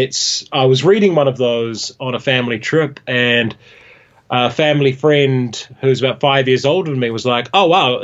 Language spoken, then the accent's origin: English; Hamilton, Waikato, New Zealand; also born or lived in New York, United States; I was born in Hamilton, in the Waikato